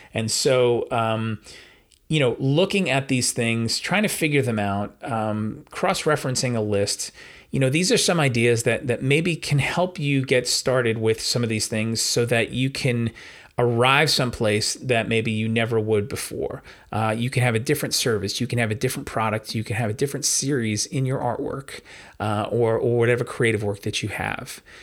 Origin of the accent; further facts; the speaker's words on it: New York, United States; I'm a New Yorker